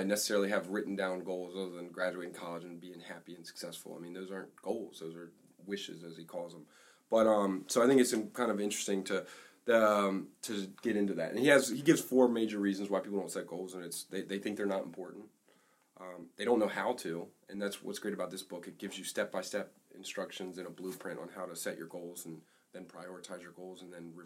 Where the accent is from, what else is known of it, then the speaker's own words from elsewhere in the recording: Maryland, United States; we're from Maryland